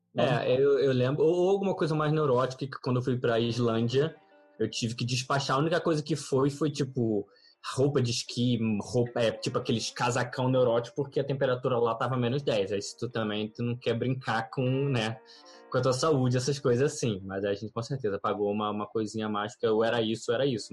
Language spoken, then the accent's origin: Portuguese; Rio de Janeiro, Brazil; Nascido e criado no Rio de Janeiro